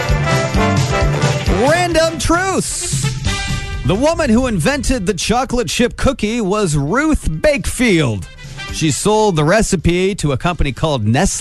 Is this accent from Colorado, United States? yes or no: no; Angola, Indiana, United States; I grew up in Angola. We have 101 lakes in our county